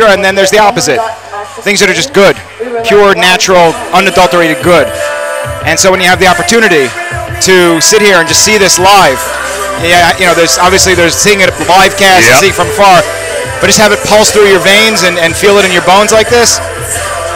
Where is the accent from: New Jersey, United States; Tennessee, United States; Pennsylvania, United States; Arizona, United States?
New Jersey, United States; Teaneck; I'm from Teaneck